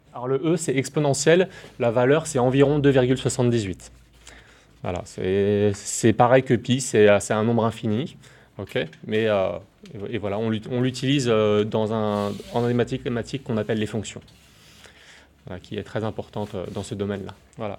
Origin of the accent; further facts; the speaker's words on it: Nouméa, South Province, New Caledonia; also born or lived in Yahoué, Mont-Dore; now in Maré, New Caledonia; je suis calédonien, je suis né à Nouméa et j'habitais à Yahweh, au Mont d'Or